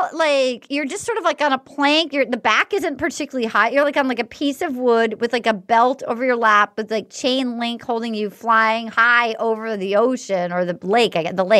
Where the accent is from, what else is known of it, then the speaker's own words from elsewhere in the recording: New England, United States; I'm from New England. My family didn't discuss feelings much.